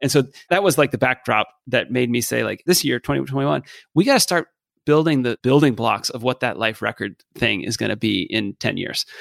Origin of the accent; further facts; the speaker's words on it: Dallas, Texas, United States; moved away as an adult; I grew up in Dallas